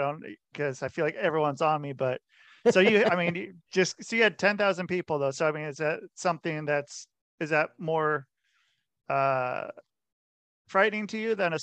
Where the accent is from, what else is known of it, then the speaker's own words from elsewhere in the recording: Portland, Oregon, United States; I'm from Portland.